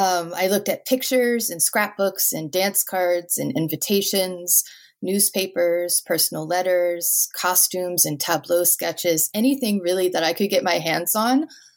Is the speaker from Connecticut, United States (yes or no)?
no; New Orleans, Louisiana, United States; moved away; Well, originally I'm from New Orleans, so I grew up dancing